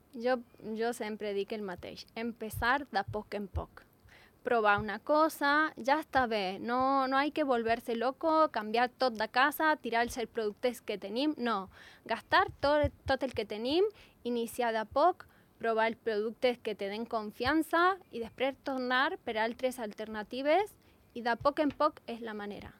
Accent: Argentina; Catalan is a second language; now in Andorra; jo sóc argentina

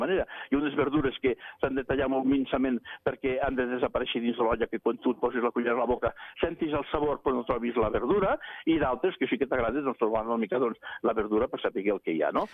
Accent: Andorra; som andorrans, eh, som gent de muntanya

